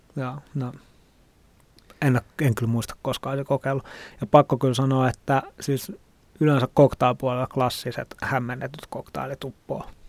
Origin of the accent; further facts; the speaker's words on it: Helsinki, Uusimaa, Finland; also born or lived in Tallinn; Mä oon helsinkiläinen ravintola ehkä sekatyön tekijä.